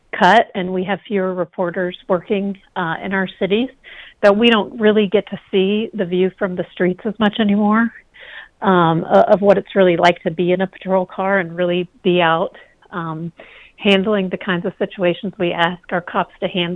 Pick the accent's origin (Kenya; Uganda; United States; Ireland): United States; the South; I'm from the South